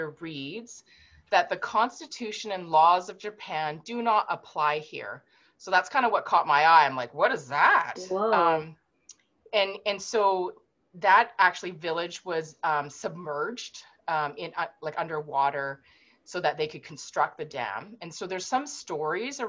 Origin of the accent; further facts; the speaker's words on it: Vancouver, British Columbia, Canada; I was born and raised in Vancouver